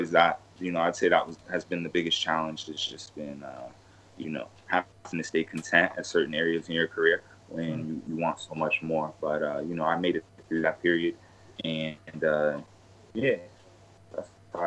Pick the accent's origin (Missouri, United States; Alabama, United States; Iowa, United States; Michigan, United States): Iowa, United States; Des Moines; moved away as an adult; also born or lived in California / Arizona; now in South Florida, United States; my hometown of Des Moines, Iowa